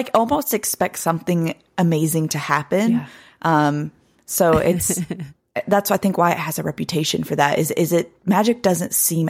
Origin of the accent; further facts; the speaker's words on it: Blue Ridge Mountains, United States; But people will often describe the same thing particularly about where I'm from the Blue Ridge Mountains, that area just feels magical.